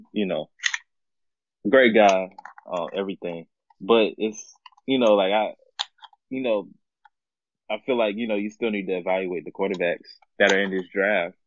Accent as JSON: {"language": "English", "town": "Jacksonville", "region": "Florida", "country": "United States", "said": "I'm actually from the same town. I mean, I'm from Jacksonville as well"}